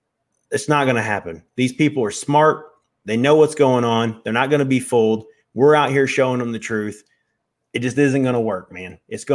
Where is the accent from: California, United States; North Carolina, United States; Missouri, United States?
Missouri, United States; We know how to work. We're from Missouri, man. We know how to work.